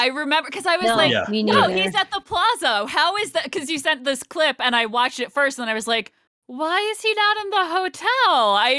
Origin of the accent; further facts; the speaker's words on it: United States; because I grew up right outside New York and going into New York City on the train all the time.